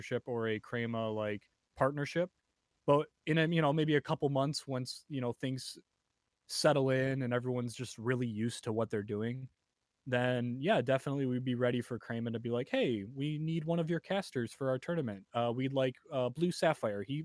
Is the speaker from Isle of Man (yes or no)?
no; United States; I'm American as well